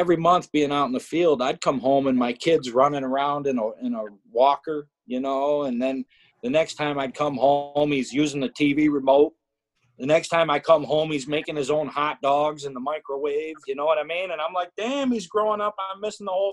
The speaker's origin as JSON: {"language": "English", "region": "Western New York", "country": "United States", "also_born_or_lived": "Evansville, Indiana", "said": "I'm from here. I like it here in Western New York"}